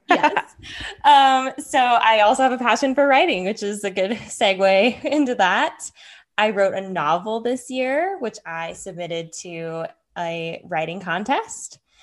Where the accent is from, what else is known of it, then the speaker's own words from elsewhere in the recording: Henderson, Nevada, United States; also born or lived in Nebraska / Northern Arizona; I am from Henderson, a Henderson native. I also lived here my whole life